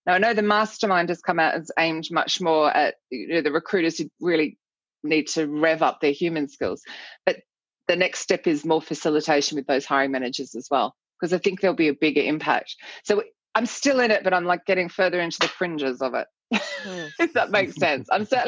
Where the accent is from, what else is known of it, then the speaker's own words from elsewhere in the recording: Australia; moved away as an adult; now in London, United Kingdom; So I moved from Australia to London and I saw this tiny little advertisement in a newspaper